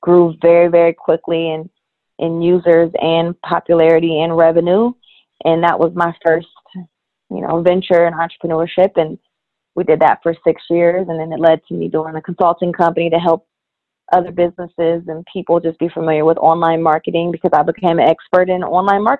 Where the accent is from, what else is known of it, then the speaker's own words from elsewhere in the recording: Columbus, Ohio, United States; I'm born and raised in Columbus, Ohio